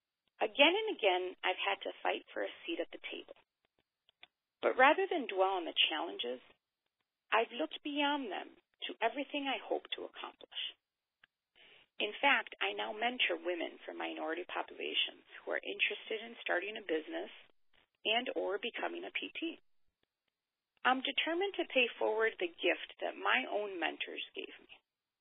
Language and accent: English; Wisconsin, United States; I grew up in Wisconsin, home of frigid weather, sensational cheese curds, and Cop's frozen custard. I spent my childhood summers, however, living with family in Mexico.